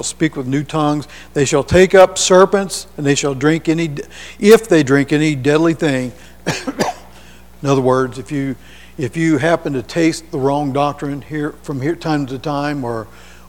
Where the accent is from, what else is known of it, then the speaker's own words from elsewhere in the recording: Hamilton, United States; on the Knob where I was raised up in Hamilton.